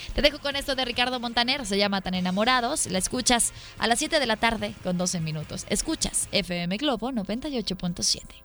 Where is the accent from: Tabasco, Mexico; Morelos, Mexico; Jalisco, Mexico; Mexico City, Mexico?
Jalisco, Mexico; Guadalajara; la frase que aplicamos los tapatíos